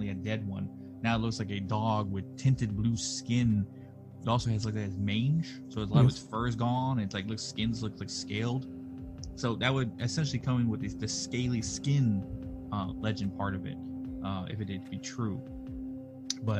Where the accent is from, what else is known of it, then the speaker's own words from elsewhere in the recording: Texas, United States; now in North Carolina, United States; I'm originally from Texas